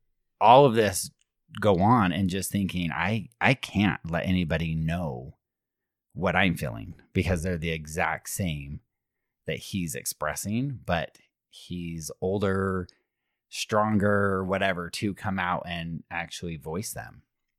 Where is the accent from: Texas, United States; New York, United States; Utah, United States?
Utah, United States; Alpine; Correct. I grew up in Alpine.